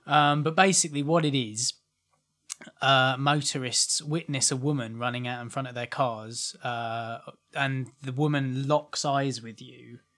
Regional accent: Maidstone, South East England, United Kingdom; now in Rochester, United Kingdom; Basically, Ant and I are from Kent. We're from Maidstone. I now live in Rochester, the other side of Bluebell Hill.

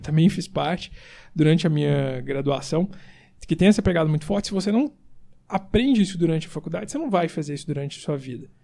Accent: Brazil; moved away as an adult; also born or lived in São Paulo; estou saindo da minha terra e vou voltar

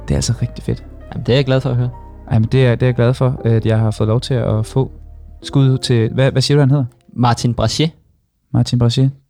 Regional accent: Copenhagen, Capital Region of Denmark, Denmark; Jeg er en dårlig københavner

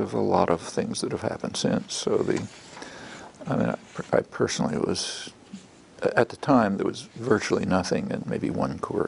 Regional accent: Philadelphia, Pennsylvania, United States; I was born in Philadelphia in 1928

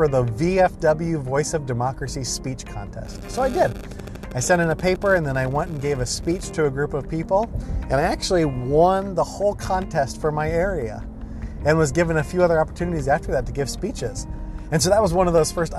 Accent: Ohio, United States; I was an extremely shy kid and early teenager growing up in Ohio.

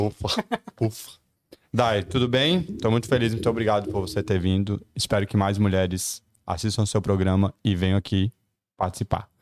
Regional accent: Patos de Minas, Minas Gerais, Brazil; moved away; also born or lived in Brasília; Eu cresci em Patos de Minas, quando eu era criança

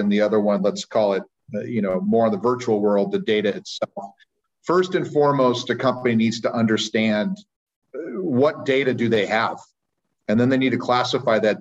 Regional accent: Sacramento, California, United States; I am from Sacramento, California, where I live and work most of the time

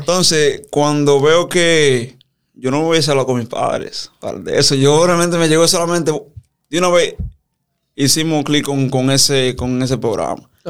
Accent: San Cristóbal, Dominican Republic; ahí en San Cristóbal, de donde soy

